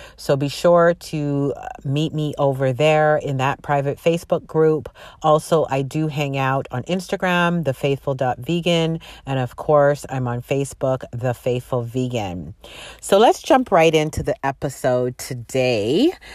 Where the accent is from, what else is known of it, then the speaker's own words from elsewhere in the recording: Canada; also born or lived in Jamaica (ancestry); I'm from Jamaican descent. My parents are from Jamaica, and they migrated, uh, to Canada, and that's where I was born